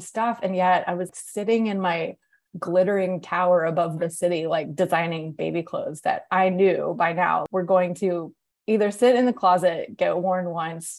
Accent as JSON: {"language": "English", "town": "Atlanta", "region": "Georgia", "country": "United States", "tie": "born or raised there", "also_born_or_lived": "New York", "moved": "as an adult", "lives_now": "Atlanta, United States", "said": "when I moved to Atlanta, which is my hometown"}